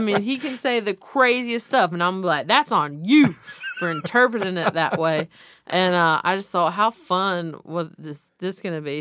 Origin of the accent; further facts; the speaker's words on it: the South, United States; I'm from the South.